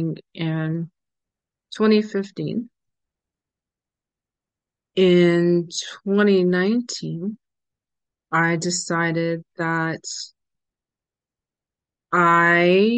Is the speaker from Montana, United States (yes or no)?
no; New Orleans, Louisiana, United States; I am from the New Orleans area